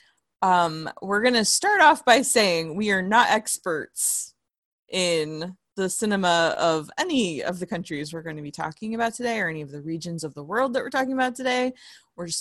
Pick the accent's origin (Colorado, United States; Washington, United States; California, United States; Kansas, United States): California, United States; my hometown